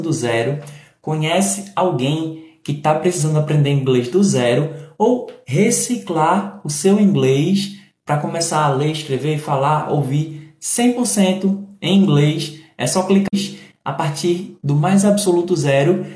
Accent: Recife, Pernambuco, Brazil; also born or lived in Paulista, Pernambuco; eu sou do Recife, sou de Pernambuco, eu sou do Nordeste.

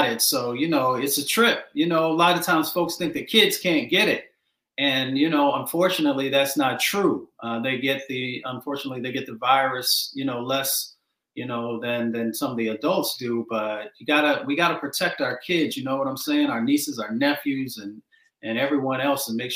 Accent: Detroit, Michigan, United States; also born or lived in West Virginia; I grew up in Appalachia and then I grew up in Michigan and in Detroit.

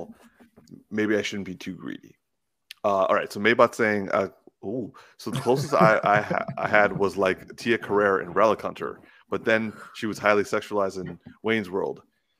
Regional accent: Canada; He's a white Canadian. Like that, we're I'm a Canadian too.

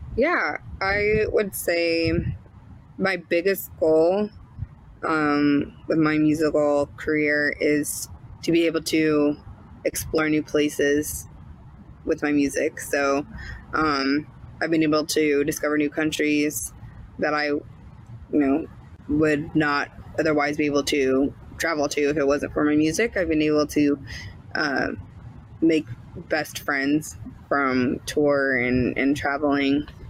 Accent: St. Louis, Missouri, United States; also born or lived in Boston; I'm from St. Louis

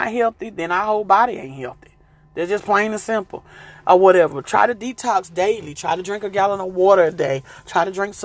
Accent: the South, United States; I'm from the South

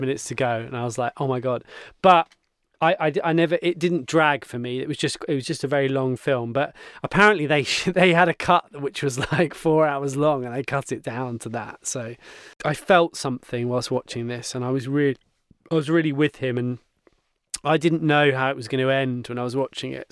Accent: Cornwall, South West England, United Kingdom; moved away; I grew up in Cornwall and my dad still lives down there

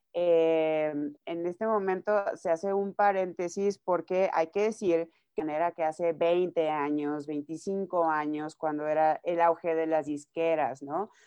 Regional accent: Nayarit, Mexico; moved away as an adult; now in Mexico City, Mexico; yo soy de Nayarit, empezando aquí. Eh, yo llevo viviendo en la Ciudad de México ya siete años

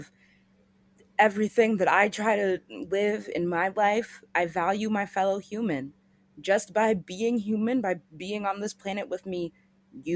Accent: United States; as American citizens

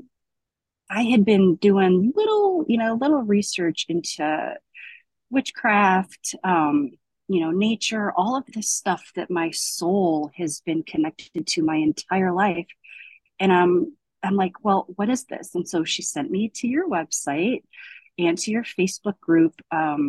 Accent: Davenport, Iowa, United States; I was born in Davenport, Iowa

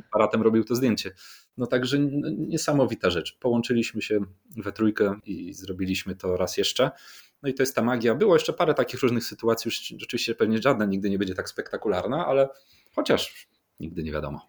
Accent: Warsaw, Masovian Voivodeship, Poland; urodziłem się na Mokotowie. Moi rodzice, moi dziadkowie, e, moi pradziadkowie, wszyscy są z Mokotowa.

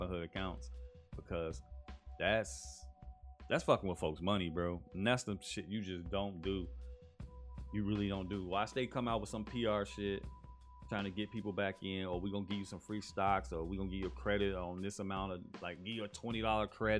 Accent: Chicago, Illinois, United States; I'm from Chicago

